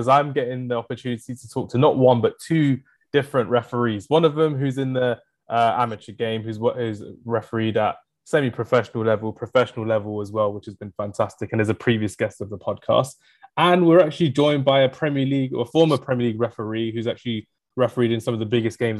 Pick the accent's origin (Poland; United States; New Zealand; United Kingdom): United Kingdom; Enfield, London; I'm from Enfield as well